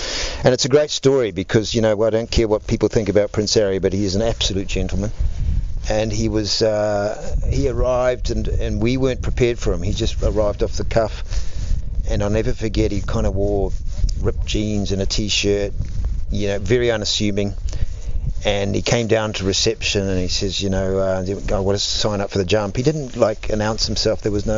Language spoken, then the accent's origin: English; New Zealand; now in South Africa; I have to be honest, I've lived more in South Africa than I lived in New Zealand